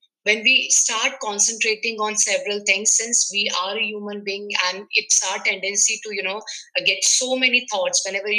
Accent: Madhya Pradesh, India; I'm from India, MP.

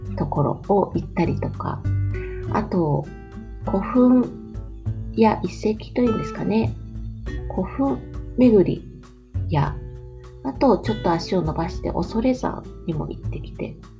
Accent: Chūgoku region, Japan; now in Kyoto, Japan; 私はあの中国地方出身なの

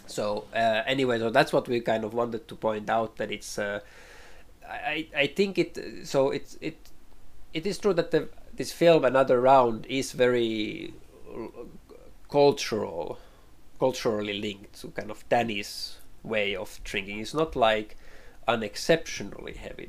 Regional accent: Finland; English is a second language; growing up in Finland

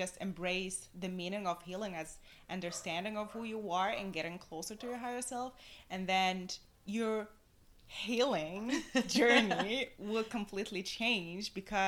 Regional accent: Tunisia; moved away as an adult; also born or lived in Corsica, France; I was born and raised in Tunisia.

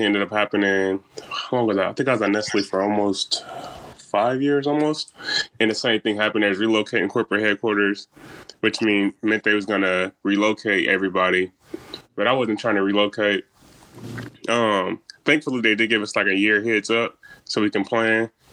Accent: Omaha, Nebraska, United States; I'm from Omaha too, South Omaha to be specific

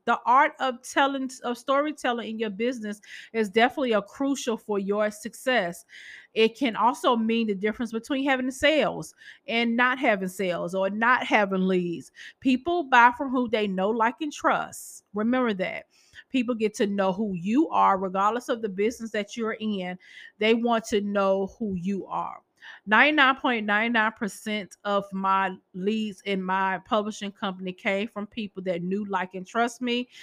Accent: Boston, Massachusetts, United States; I'm from Massachusetts.

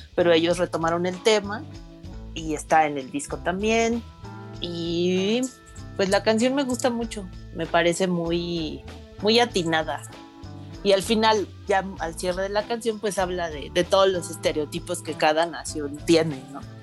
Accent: Mexico City, Mexico; el lugar donde pues, viví mi infancia, en la San Simón, la que, una colonia que está por Tlatelolco

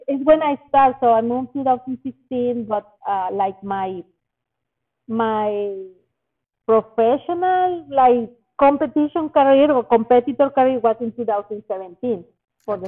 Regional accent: Monterrey, Nuevo León, Mexico; moved away; my hometown Monterrey in Mexico

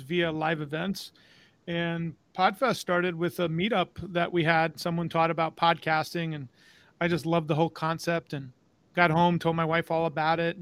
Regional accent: New York, United States; moved away as an adult; now in Florida, United States; I'm originally from New York. Moved to Tampa about, now it's going on 17 years

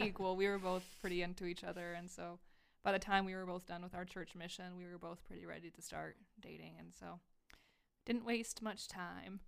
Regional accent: Texas, United States; now in Idaho, United States; I'm from Texas

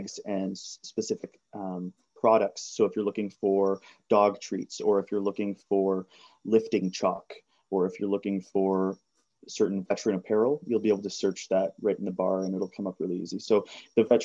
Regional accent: Georgian Bay, central Ontario, Canada; I grew up in northern / central Ontario on Georgian Bay

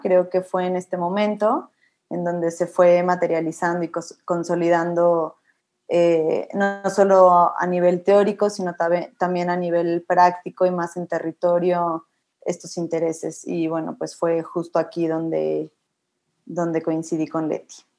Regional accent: Mexico City, Mexico; also born or lived in Monterrey / Colombia; yo soy de la Ciudad de, México, Estudié en Monterrey y aquí en Ciudad de México y viví un tiempo en Colombia

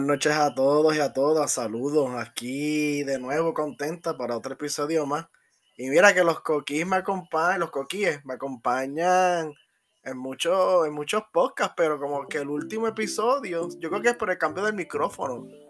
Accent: Puerto Rico; yo como puertorriqueño

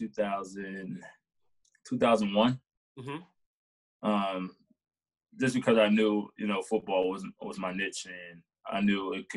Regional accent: Montgomery County, Maryland, United States; also born or lived in Germantown / Rockville; I grew up in Montgomery County, all over, from Germantown to Gettysburg to Rockville

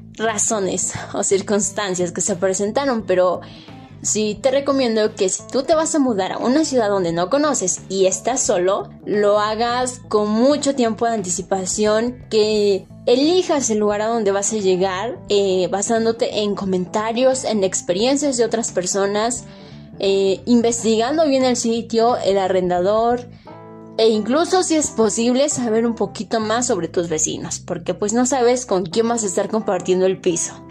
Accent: a small community in the state of Puebla, Mexico; moved away; yo provengo de una comunidad pequeña ubicada en el estado de Puebla, aquí en México, y mi vida se resumía en solo ir de casa a la escuela y viceversa

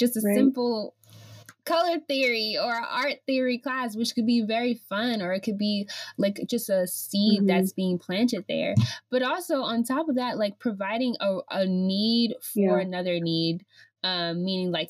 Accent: San Francisco Bay Area, California, United States; moved away; also born or lived in Lynchburg, Virginia; I'm from the San Francisco Bay Area, but I learned the most right. while I was in Lynchburg

